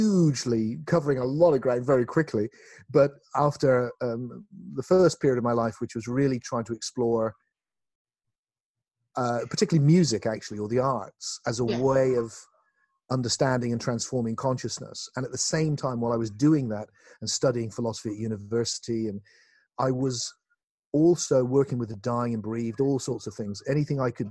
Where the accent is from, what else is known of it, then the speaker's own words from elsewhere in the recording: South West England, United Kingdom; in my hometown, not far from where I live now, in the southwest of England